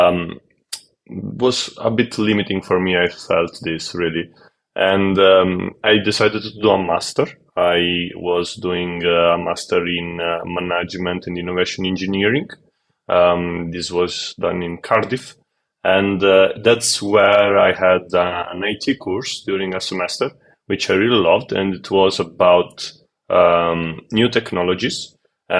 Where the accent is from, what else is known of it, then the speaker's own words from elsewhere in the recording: Calabria, Italy; I grew up in the south of Italy. Mm-hmm. I am from Calabria, which is like the last region, the closest